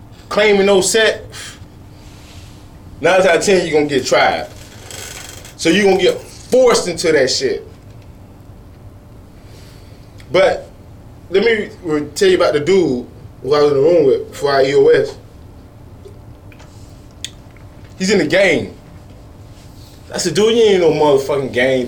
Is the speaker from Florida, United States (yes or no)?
yes; Sarasota and Bradenton, Florida, United States; I've lived in Sarasota and Bradenton all my life. I'm not from Sarasota or Bradenton. I'm from 9-for-1